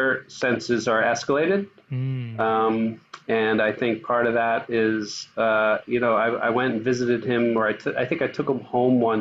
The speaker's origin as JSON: {"language": "English", "region": "New York", "country": "United States", "tie": "born or raised there", "said": "I grew up in New York"}